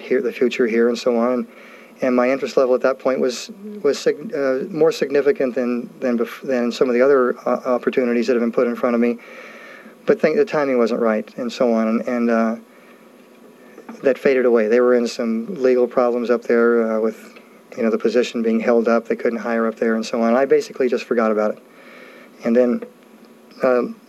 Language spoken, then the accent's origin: English; California, United States; moved away; I grew up in California